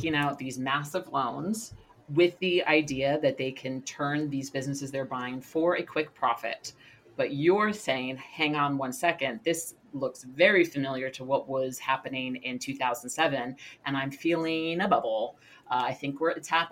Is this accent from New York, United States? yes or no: yes; New York City, New York, United States; now in Los Angeles, United States; I'm born and raised in New York City, live in Los Angeles